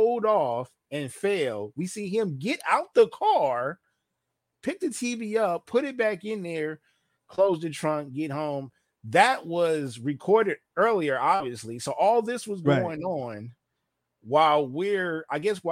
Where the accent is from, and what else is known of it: Los Angeles, California, United States; born or raised there